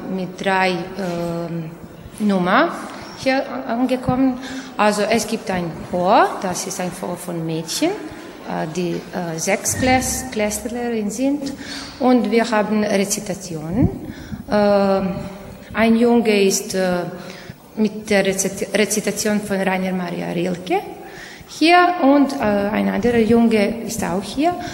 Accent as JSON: {"language": "German", "town": "Novi Sad", "region": "Vojvodina", "country": "Serbia", "said": "ich komme aus Novi Sad."}